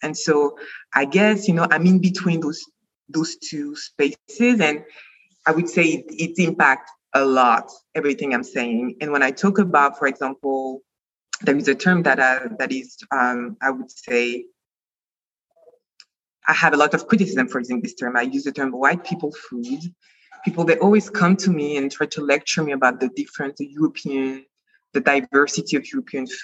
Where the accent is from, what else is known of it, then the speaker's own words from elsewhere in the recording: France; moved away as an adult; also born or lived in Lansing, Michigan, United States; now in New Jersey, United States; I was born in the U.S. in Lansing, Michigan, with a Caribbean mom and an African father. And I grew up in France most of my life until finishing my PhD.